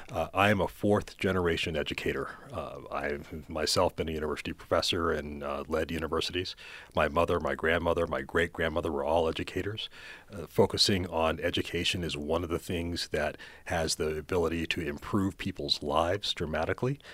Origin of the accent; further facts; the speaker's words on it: Florida, United States; moved away as an adult; now in South Africa; in my own home state of Florida